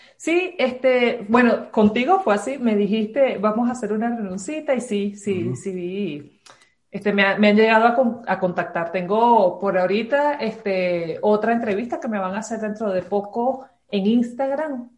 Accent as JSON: {"language": "Spanish", "town": "Caracas", "region": "Capital District", "country": "Venezuela", "tie": "born or raised there", "also_born_or_lived": "Ciudad Bolívar, Venezuela", "moved": "as an adult", "lives_now": "Ibarra, Ecuador", "said": "De Venezuela. Eh, viví toda mi vida en Caracas, pero soy de Ciudad Bolívar, más al sur. Nací allí."}